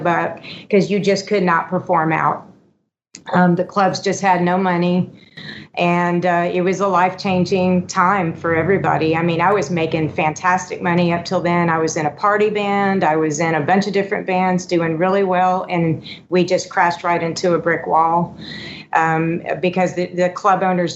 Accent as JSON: {"language": "English", "town": "Houston", "region": "Texas", "country": "United States", "tie": "born or raised there", "also_born_or_lived": "California"}